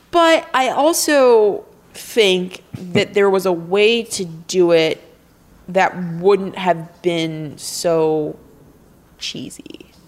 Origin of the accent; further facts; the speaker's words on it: Midwest, United States; Hey, Linda, are you from the Midwest? Is that like a Midwestern thing, maybe? I'm from the Midwest.